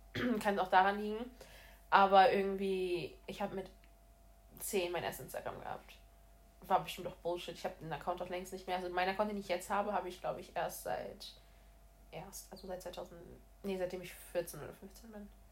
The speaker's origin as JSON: {"language": "German", "country": "Brazil", "moved": "yes", "said": "ich komme ursprünglich aus Brasilien und meine ganze Familie ist in Brasilien"}